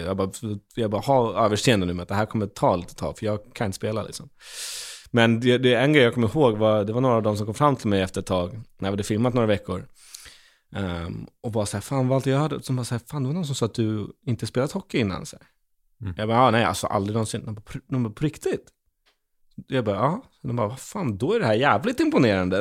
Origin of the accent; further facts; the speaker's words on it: Stockholm, Stockholm County, Sweden; en gamer från Stockholm